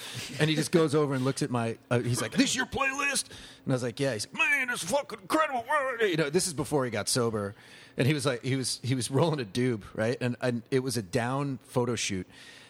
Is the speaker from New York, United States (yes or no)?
yes; Long Island, New York, United States; I'm from Long Island